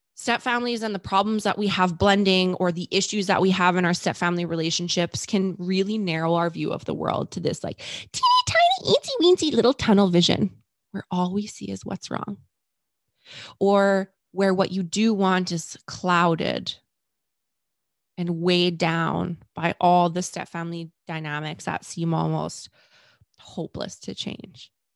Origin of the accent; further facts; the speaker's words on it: Canada; I'm Canadian